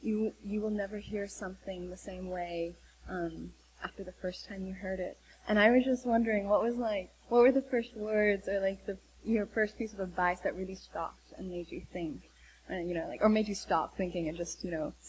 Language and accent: English; Oregon, United States